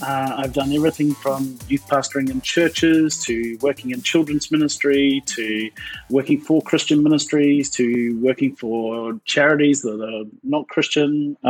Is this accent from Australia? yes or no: yes; Australia; also born or lived in New Zealand / South Africa / United Kingdom / Malaysia; now in Canada; So I'm originally from New Zealand, but grew up in Australia for 15 years, and then back to New Zealand. And then since there, I've lived all over the world.